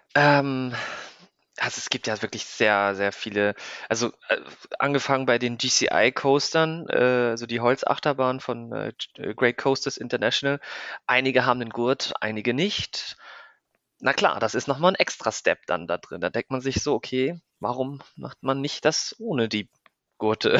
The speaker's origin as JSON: {"language": "German", "town": "Neumünster", "region": "Schleswig-Holstein", "country": "Germany", "tie": "born or raised there", "also_born_or_lived": "Kiel / Hamburg", "moved": "as an adult", "lives_now": "Breda, Netherlands", "said": "ursprünglich komme ich aus Neumünster. Das liegt zwischen Hamburg und Kiel, für alle, die es nicht wissen, in Schleswig-Holstein. Ähm, dann ja, habe ich, äh, da habe ich meine Schulbildung"}